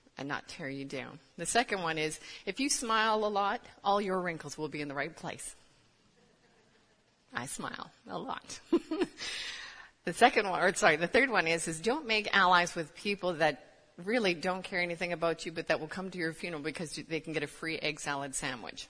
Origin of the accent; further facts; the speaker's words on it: Canada; moved away as an adult; now in United States; I'm actually Canadian.